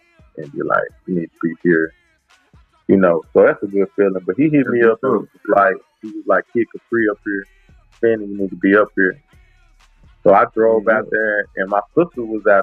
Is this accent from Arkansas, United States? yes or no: no; Dallas, Texas, United States; I was born in Singing Hills. You know what I'm saying? I was born in the Cliff. And then we moved out the Cliff